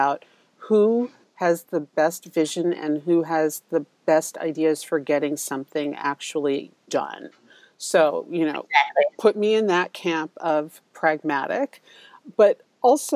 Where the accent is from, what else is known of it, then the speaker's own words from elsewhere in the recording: New York City, New York, United States; I grew up in Manhattan